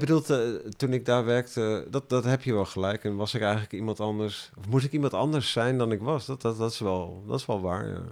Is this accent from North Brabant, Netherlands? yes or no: no; Ermelo, Gelderland, Netherlands; moved away; also born or lived in Amsterdam; ik kom uit, ik ben in Ermelo opgegroeid